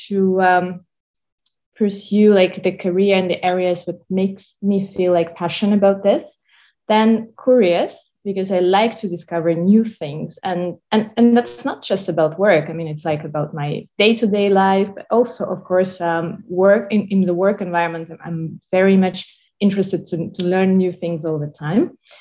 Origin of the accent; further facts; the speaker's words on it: Moscow, Russia; moved away; I'm Russian. I was born in Moscow.